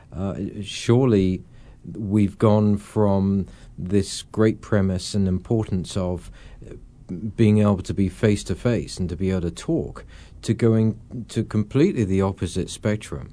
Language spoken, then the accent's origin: English; England, United Kingdom; I'm obviously an Englishman